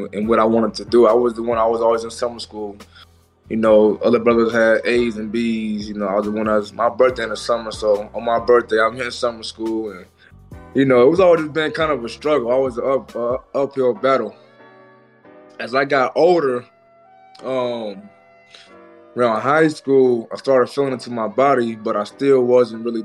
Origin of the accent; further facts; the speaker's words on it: Portland, Oregon, United States; we grew up together in Portland